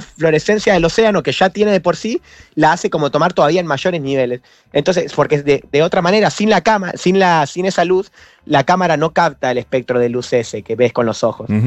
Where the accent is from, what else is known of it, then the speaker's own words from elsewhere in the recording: San Miguel, Buenos Aires Province, Argentina; yo nací en San Miguel, provincia de Buenos Aires